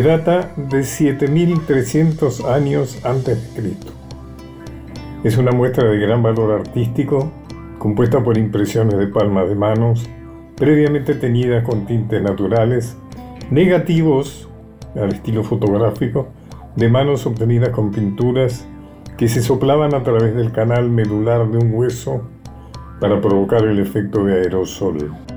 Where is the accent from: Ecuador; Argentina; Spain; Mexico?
Argentina